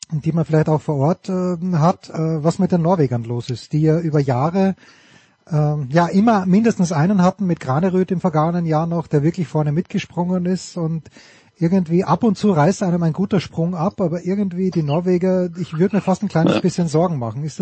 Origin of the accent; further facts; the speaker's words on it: Austria; ich komme aus Österreich.